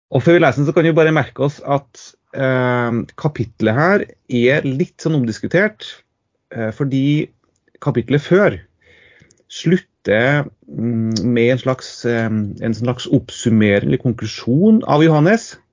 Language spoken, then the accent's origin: Norwegian; Trondheim, Trøndelag, Norway; also born or lived in Tromsø; now in Trøndelag, Norway; jeg er fra Trondheim